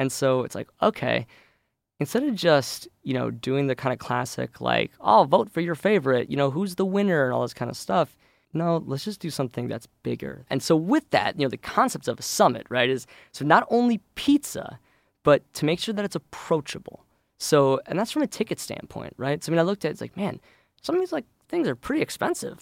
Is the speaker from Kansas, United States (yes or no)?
no; St. Louis, Missouri, United States; moved away as an adult; now in Chicago, United States; I actually grew up in Saint Louis